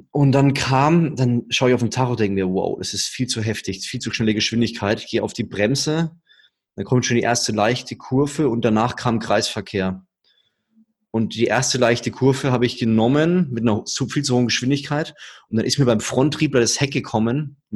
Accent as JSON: {"language": "German", "town": "Würzburg", "region": "Bavaria", "country": "Germany", "said": "Ja, ich komme aus Würzburg, da lebt man unter der Woche abends nichts."}